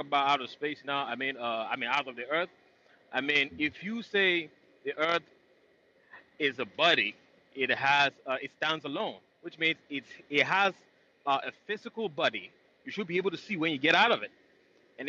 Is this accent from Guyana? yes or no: no; Nigeria; now in United States; I'm originally from Nigeria.